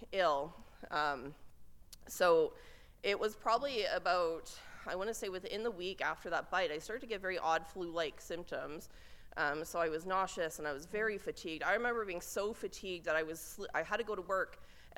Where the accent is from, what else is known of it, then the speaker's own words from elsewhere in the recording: Lethbridge, Alberta, Canada; moved away; being back in my hometown. This is where things started for me. This is where my career started, and I always have a great affinity, affection, and respect for coming back to Lethbridge.